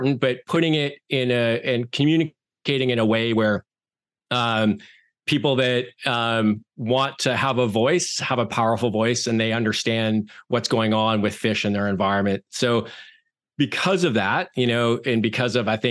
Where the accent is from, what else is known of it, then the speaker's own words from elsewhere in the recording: Canada; moved away as an adult; also born or lived in Turks and Caicos Islands / Eleuthera, Bahamas / Alberta; now in Amherst, United States; I grew up in Canada